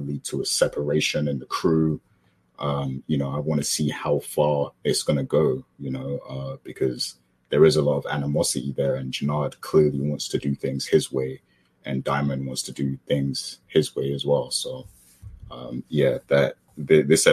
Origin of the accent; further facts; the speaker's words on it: United Kingdom; I'm British.